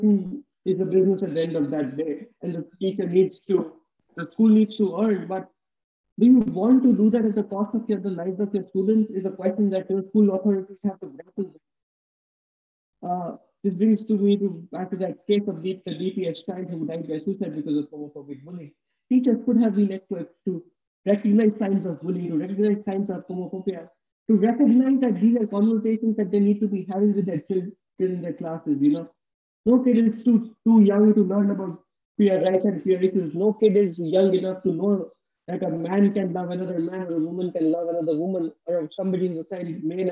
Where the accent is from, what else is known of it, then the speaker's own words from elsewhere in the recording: India; growing up in India